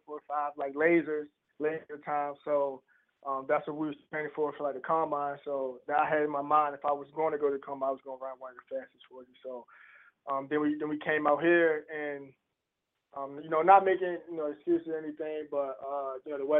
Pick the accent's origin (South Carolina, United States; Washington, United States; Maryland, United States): Maryland, United States; Baltimore; moved away; also born or lived in Kansas; My hometown is Baltimore, Maryland.